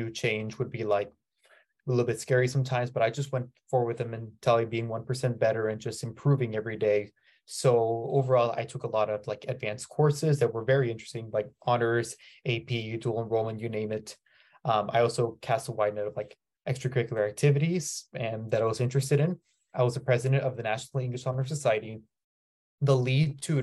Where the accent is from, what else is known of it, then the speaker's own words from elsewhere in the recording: San Diego, California, United States; I'm here from San Diego, California, and I attended Cathedral Catholic High School